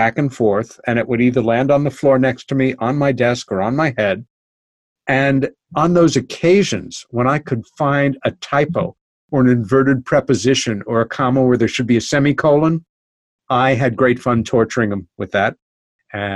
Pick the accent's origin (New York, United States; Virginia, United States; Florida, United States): New York, United States; New York City; now in New York countryside, United States; I'm a New Yorker. I lived most of my life in New York City, my favorite place